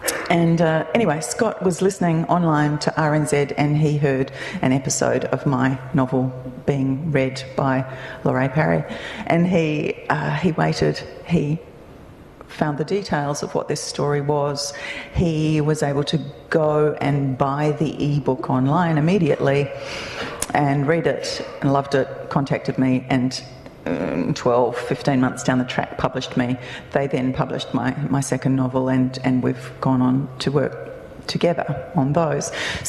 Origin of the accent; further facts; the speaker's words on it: Australia; moved away as an adult; now in New Zealand; I'm also an Australian writer. Probably depends on the audience I'm talking to. So I've lived in New Zealand for 22 years now, and I became a New Zealand resident last year.